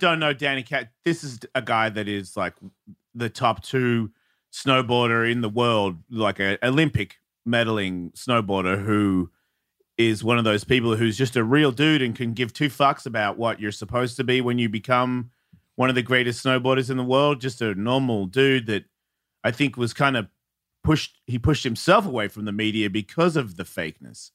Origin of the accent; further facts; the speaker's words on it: Australia; being an Australian